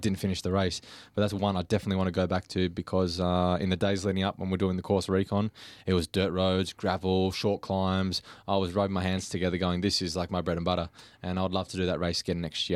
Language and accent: English; Warragul, Victoria, Australia; Warragul, which is my hometown